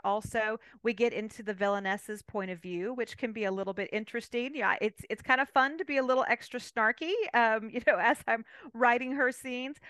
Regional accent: California, United States; moved away as an adult; now in Abilene, United States; I'm originally from California

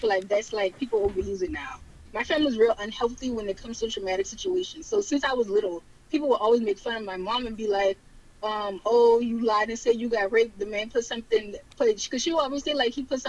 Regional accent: Charleston, South Carolina, United States; born or raised there; accent: Geechee

